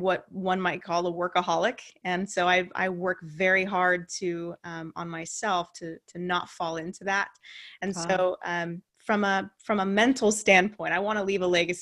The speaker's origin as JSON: {"language": "English", "town": "Santa Cruz", "region": "California", "country": "United States", "tie": "born or raised there", "also_born_or_lived": "Santa Rosa", "said": "my hometown of Santa Cruz, where I reconnected with my high school sweetheart"}